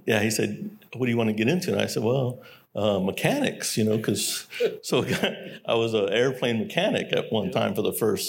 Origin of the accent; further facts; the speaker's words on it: San Antonio, Texas, United States; also born or lived in Korea; growing up in San Antonio, Texas is a military town